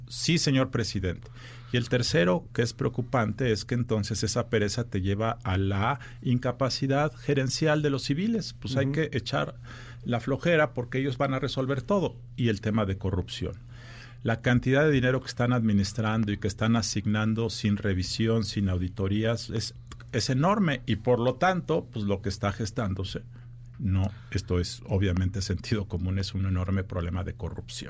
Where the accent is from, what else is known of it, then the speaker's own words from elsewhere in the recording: Mexico; como ciudadano mexicano